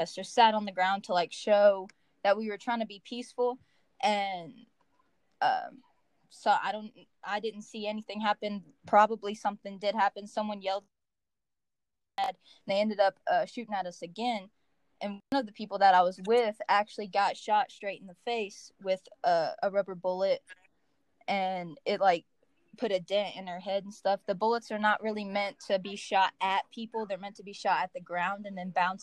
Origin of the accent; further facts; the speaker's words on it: Henderson, Kentucky, United States; Henderson, for example, like, my hometown